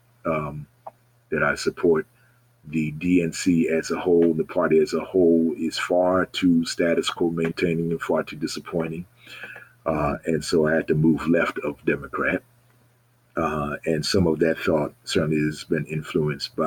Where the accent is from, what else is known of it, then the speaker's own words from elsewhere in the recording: Baltimore, Maryland, United States; moved away as an adult; also born or lived in Ohio / Connecticut; anytime I was back home from Ohio or Connecticut, I would be there. And when I moved back to Maryland in 2012